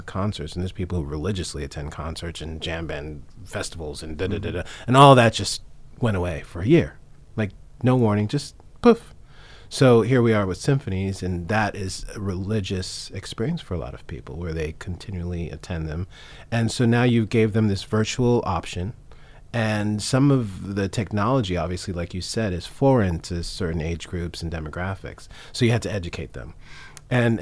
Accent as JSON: {"language": "English", "region": "New York", "country": "United States", "tie": "born or raised there", "said": "I grew up in New York"}